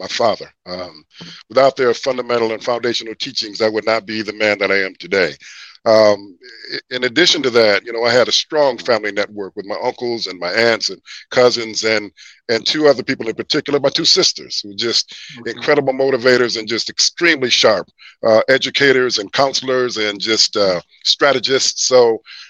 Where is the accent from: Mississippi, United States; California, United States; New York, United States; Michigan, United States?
Michigan, United States; Kalamazoo; also born or lived in Paw Paw, Michigan / Big Rapids, Michigan; I'm from Kalamazoo. I'm from Kalamazoo. I was born in Paw Paw, a city so nice they named it twice.